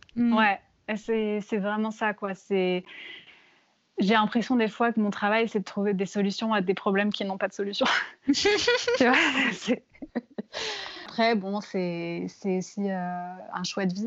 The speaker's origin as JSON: {"language": "French", "country": "France", "also_born_or_lived": "London", "moved": "yes", "lives_now": "New York, United States", "said": "moi, en tant que Française"}